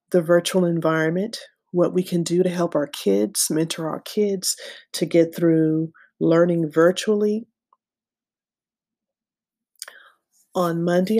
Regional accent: United States; as an American citizen

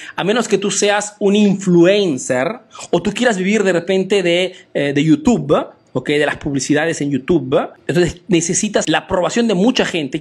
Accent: Italy; also born or lived in Peru; soy un emprendedor peruano que ha crecido y vive aquí en Italia, en Europa

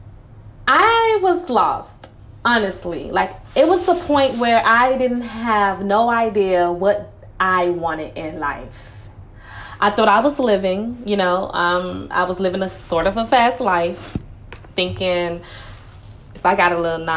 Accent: Miami, Florida, United States; I'm from Miami

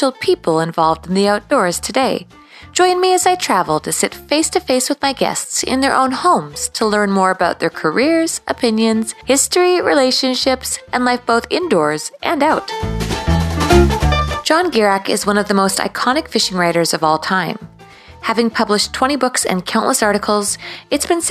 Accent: Canada; as a Canadian

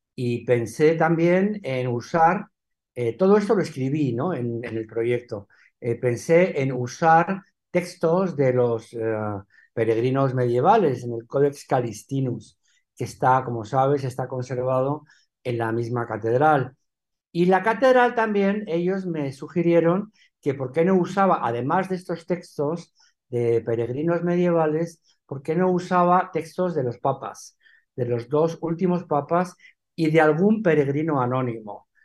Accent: Madrid, Community of Madrid, Spain; also born or lived in Benidorm / Alicante / New York; Yo me crié en Madrid, yo no me crié en Alicante

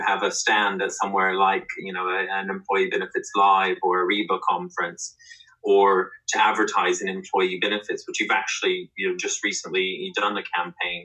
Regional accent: United States; moved away as an adult; now in United Kingdom; as an American employee

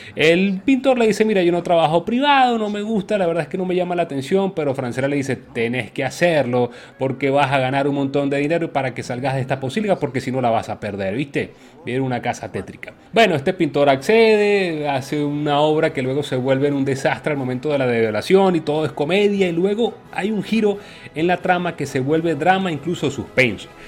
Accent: Venezuela; uno como venezolano

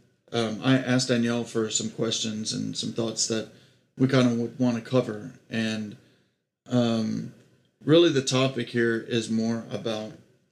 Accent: Texas, United States; moved away; I'm here in my hometown in Texas

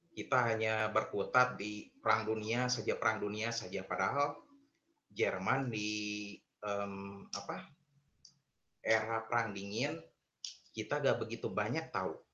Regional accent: Tasikmalaya, West Java, Indonesia; also born or lived in Garut; dan saya asli Garut, namun dari kecil sampai besar, sampai SMA, saya itu sekolah di SMA Negeri 3, Kota Tasikmalaya.

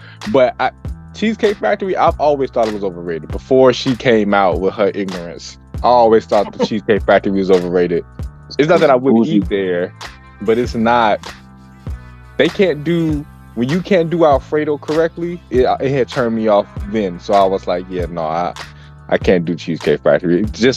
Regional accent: Chicago, Illinois, United States; now in near Gurnee, United States; I stay near Waukegan now, okay, does not mean I'm from here. All right, I stay near Gurnee, but I'm not in Waukegan or in Gurnee. I'm right on the edge, but I'm from Roseland

